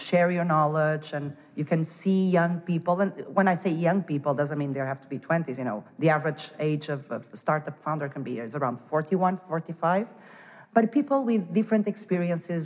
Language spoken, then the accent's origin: English; Porto, Norte, Portugal; moved away as an adult; also born or lived in Denmark / Lisbon / Madrid; I was born in Porto and raised in Porto